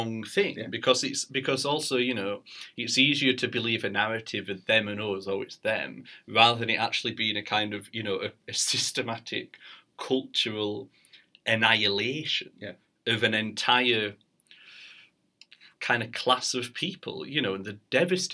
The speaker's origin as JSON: {"language": "English", "town": "Barnsley", "region": "Yorkshire and the Humber", "country": "United Kingdom", "moved": "yes", "said": "I'm from Barnsley originally"}